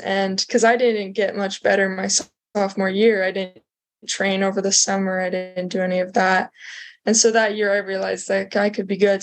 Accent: St. George, Utah, United States; also born or lived in Las Vegas, Nevada; I grew up in St. George, Utah, and Las Vegas, Nevada, kind of the like just down in the corner of like lower Utah.

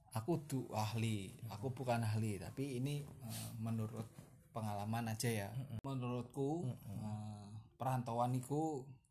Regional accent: East Java, Indonesia; moved away as an adult; Kalau saya aslinya kan Jawa Timur

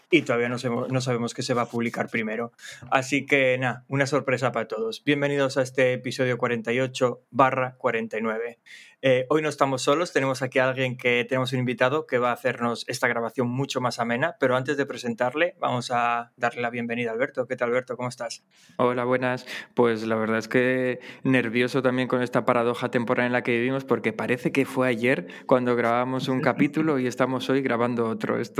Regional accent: Asturias, Spain; Berto y yo somos los dos asturianos

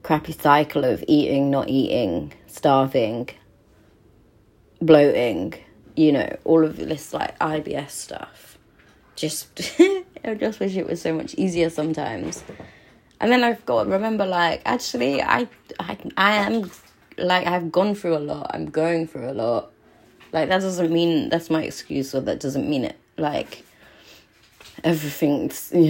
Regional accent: Cornwall, South West England, United Kingdom; now in London, United Kingdom; I'm Cornish

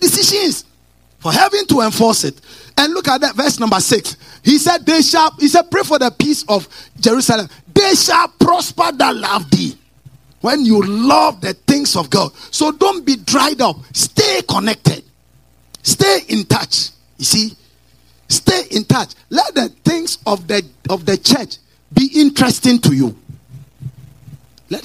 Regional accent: Kukurantumi, Eastern Region, Ghana; I am from Kukurantumi village somewhere.

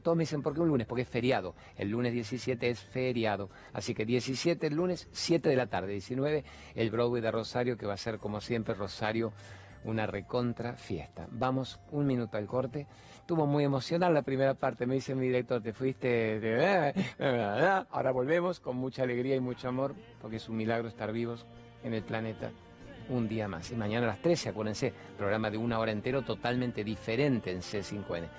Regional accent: Venezuela; moved away as an adult; yo soy una venezolana que tengo ya casi

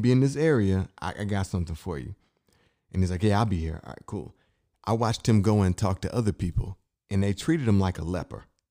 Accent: Inkster, Michigan, United States; moved away; I'm from Inkster, Michigan

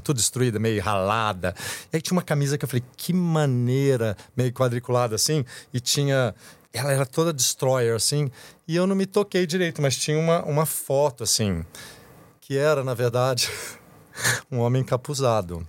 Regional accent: Brazil; moved away; eu nasci, eu sou, sou caipira lá do interior

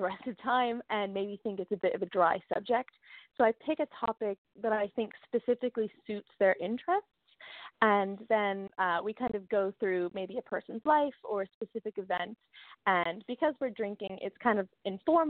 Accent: United States; moved away as an adult; also born or lived in London, United Kingdom; I grew up in America, obviously, for the first 18 years, and then I moved to London for university

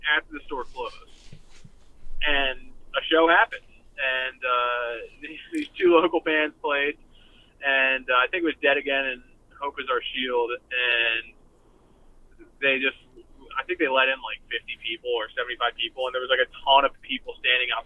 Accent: Doylestown, Pennsylvania, United States; Growing up in Doylestown, as far as going to shows, because we didn't have any venues

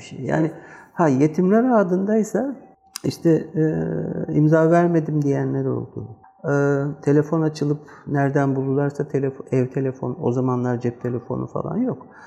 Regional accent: Seferihisar, İzmir, Turkey; bir gün Seferisar'dayım. Zaten burada büyüdüm. 3 yaşında gelmişim.

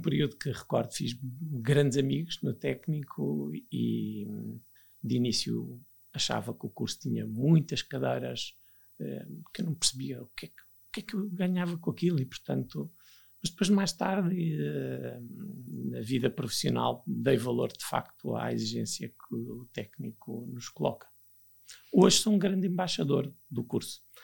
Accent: Viana do Castelo, Portugal; moved away as an adult; also born or lived in Lisbon; eu sou natural de Viana de Castelo, no, estava no 12 ano, sempre vivi com os meus pais, estava em Viana de Castelo

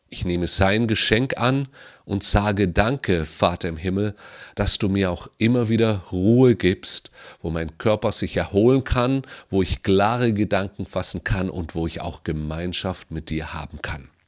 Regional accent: Baden-Württemberg, Germany; Ich bin in Baden-Württemberg groß geworden und da heißt es Schaffe, Schaffe, Häuslebauer.

